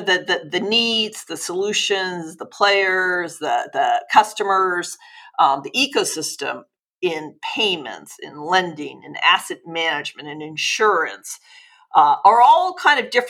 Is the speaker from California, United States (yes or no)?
yes; Los Angeles, California, United States; I'm originally from Los Angeles.